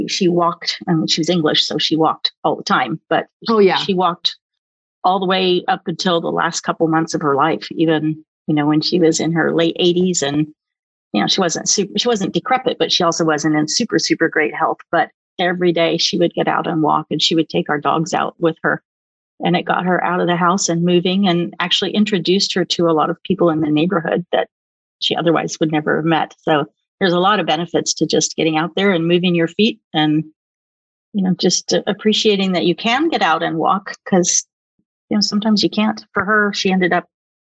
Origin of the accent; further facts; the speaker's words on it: Oklahoma, United States; moved away; also born or lived in Silicon Valley; I grew up in Oklahoma